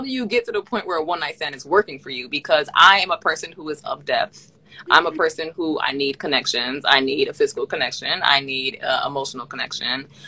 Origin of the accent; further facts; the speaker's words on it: Miami, Florida, United States; moved away as an adult; also born or lived in Massachusetts / Canada; growing up in Miami